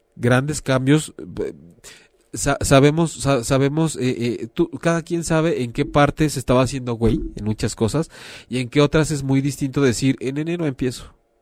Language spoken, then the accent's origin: Spanish; Mexico; hablando como mexicanos